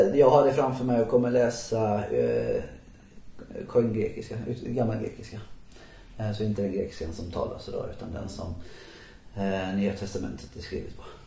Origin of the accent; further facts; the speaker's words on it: Halmstad, Halland County, Sweden; moved away; när jag växte upp i Halmstad, så länge jag bodde i Halmstad